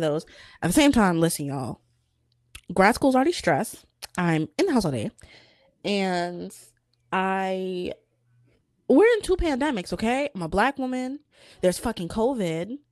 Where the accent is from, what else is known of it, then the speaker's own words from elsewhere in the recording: United States; I was born in America